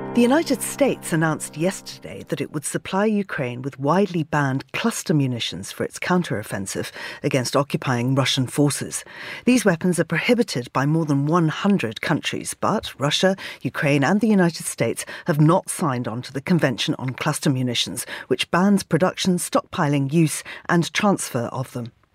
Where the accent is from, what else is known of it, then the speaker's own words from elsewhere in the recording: Zimbabwe; moved away; I grew up in Zimbabwe